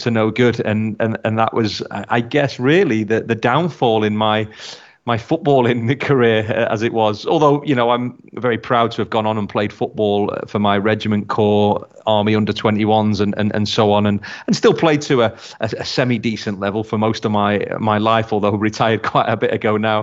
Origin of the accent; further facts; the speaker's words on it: Blackpool, North West England, United Kingdom; moved away; my hometown of Blackpool